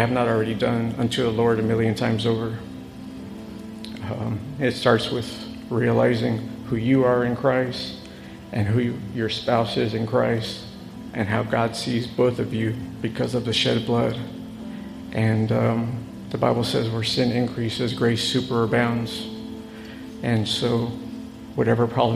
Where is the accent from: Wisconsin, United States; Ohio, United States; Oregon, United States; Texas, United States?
Texas, United States; San Antonio; we're from San Antonio, Texas